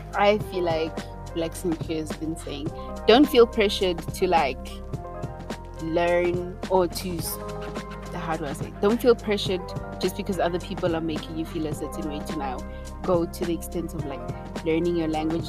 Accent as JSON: {"language": "English", "country": "South Africa", "said": "I'm Zulu"}